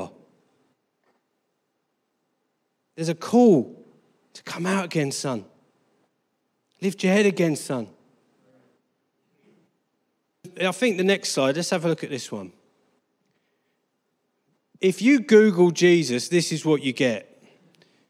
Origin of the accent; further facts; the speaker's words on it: Harlow, East of England, United Kingdom; also born or lived in Colchester, Essex / Brazil; I was born in Harlow.